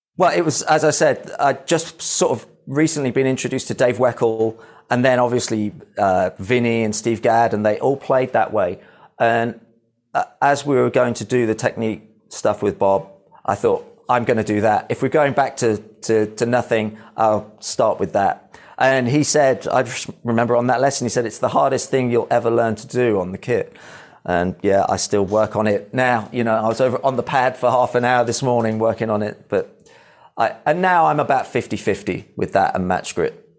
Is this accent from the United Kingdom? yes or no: yes; Midlands, United Kingdom; I am from the Midlands, so I grew up with all that sort of heavy rock